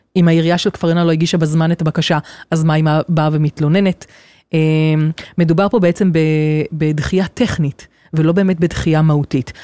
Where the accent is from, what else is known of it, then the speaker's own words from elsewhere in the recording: Kfar Yona, Central District, Israel; גדלתי כאן בכפר יונה